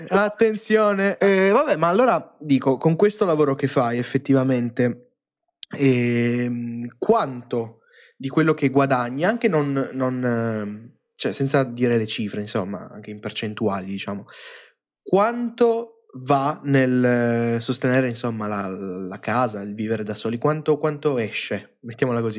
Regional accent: Iseo, Lombardy, Italy; prima vivevo sul lago di Iseo io. Cioè, io sono nato lì

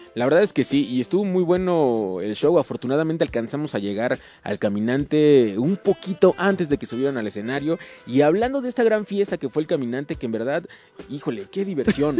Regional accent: Ciudad Nezahualcóyotl, State of Mexico, Mexico; yo soy de Ciudad Nesa

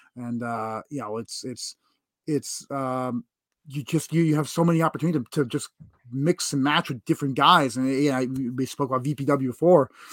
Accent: New York, United States; being a New Yorker specifically

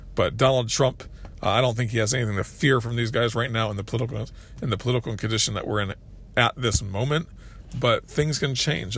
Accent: United States

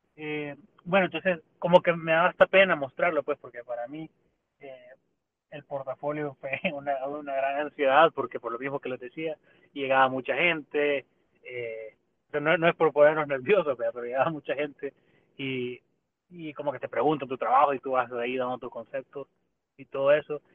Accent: El Salvador; nosotros como salvadoreños

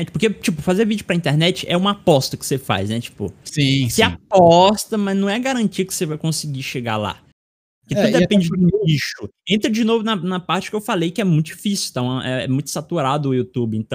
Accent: Irauçuba, Ceará, Brazil; do sotaque que a gente tem aqui na, na minha cidade, cidade de Irauçuba.

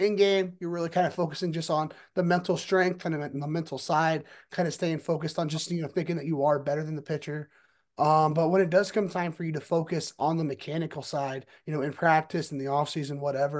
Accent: United States; Definitely a legend around here in my hometown. We live about 45 minutes away from South Bend.

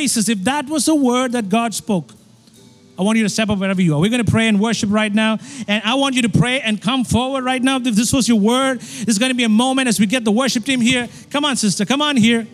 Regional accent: India; I'm from India. And we have 33 million gods in India.

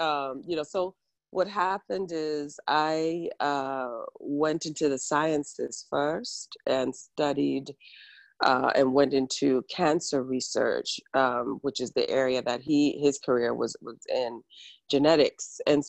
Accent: Ghana; now in United States; I am from Ghana, yes.

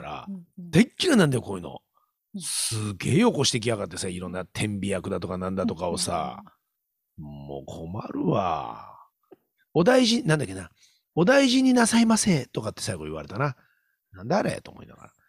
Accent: Hokkaido, Japan; 俺、北海道人だからさ

